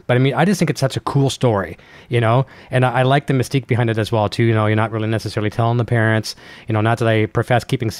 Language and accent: English; Canada; So you come from a small town, and I like to say small town Canada, just like me.